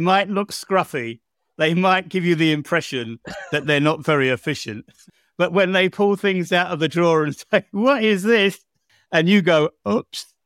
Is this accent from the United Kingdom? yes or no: yes; England, United Kingdom; moved away as an adult; now in Croatia